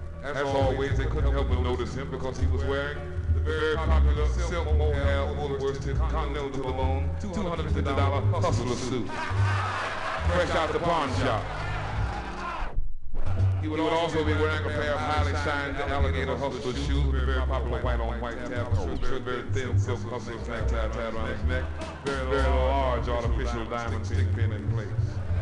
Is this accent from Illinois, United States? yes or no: yes; Chicago, Illinois, United States; he was standing on a very well-known corner on the south side of my hometown, Chicago.